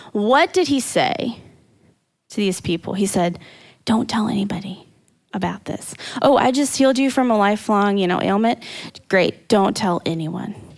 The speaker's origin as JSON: {"language": "English", "area": "Indiana, Missouri", "region": "Midwest", "country": "United States", "tie": "born or raised there", "said": "We moved from Indiana to Missouri. So, am I a Midwesterner through and through? Yes, I am."}